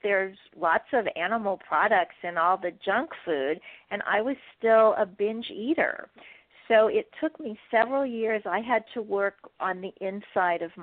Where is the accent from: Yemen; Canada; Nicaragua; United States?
United States; Kansas City, Missouri; moved away; also born or lived in Wheaton, Illinois; I come from Kansas City, Missouri, a town that has a steak named for it.